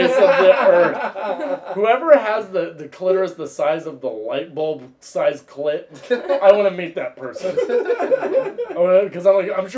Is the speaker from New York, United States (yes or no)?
no; Dallas, Texas, United States; growing up in Dallas is Dallas is like this pretentious, cunty southern city